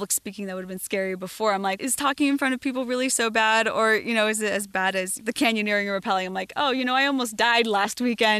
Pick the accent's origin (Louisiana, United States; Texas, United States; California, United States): California, United States; Southern; also born or lived in Colorado; growing up in Southern California